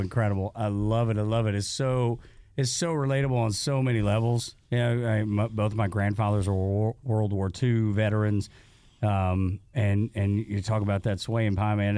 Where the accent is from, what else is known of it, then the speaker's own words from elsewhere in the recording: Dalton, Georgia, United States; me growing up in Dalton, Georgia